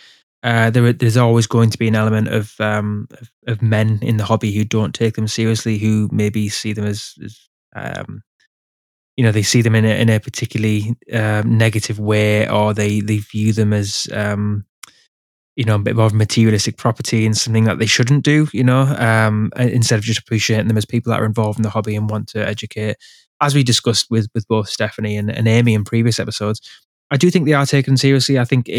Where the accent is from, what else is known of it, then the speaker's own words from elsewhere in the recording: England, United Kingdom; I'm from England